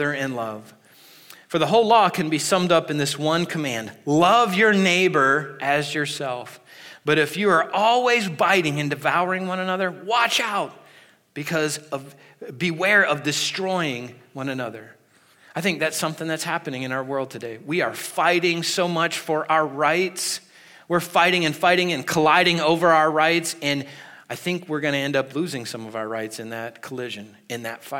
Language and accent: English; United States; we as American Christians